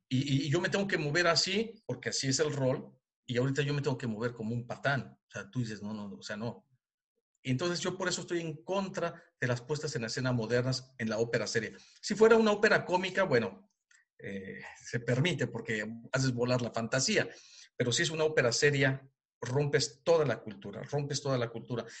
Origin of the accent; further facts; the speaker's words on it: Mexico; moved away as an adult; now in Germany; yo como mexicano, fuera de mi país